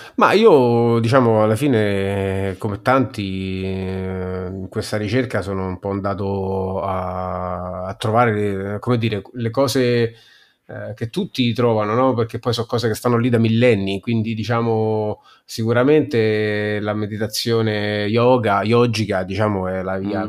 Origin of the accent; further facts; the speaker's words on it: Rome, Lazio, Italy; accent: Romanesco; parlo solo inglese e romanesco